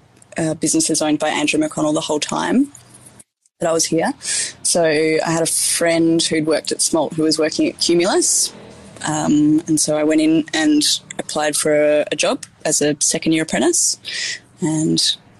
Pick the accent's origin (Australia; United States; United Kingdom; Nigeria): Australia; Tasmania; So I was born and raised in Tasmania and did school down there.